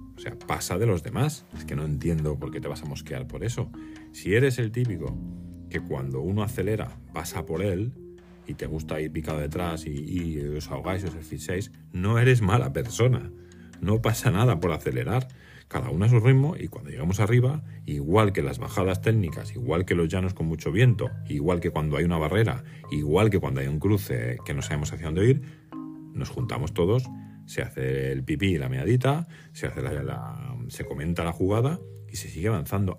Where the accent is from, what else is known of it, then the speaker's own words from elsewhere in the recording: Mallorca, Balearic Islands, Spain; soy de Mallorca